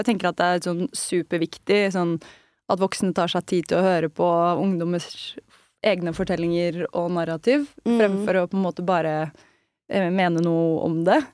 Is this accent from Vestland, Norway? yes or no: no; Østfold, Norway; siden jeg er fra Østfold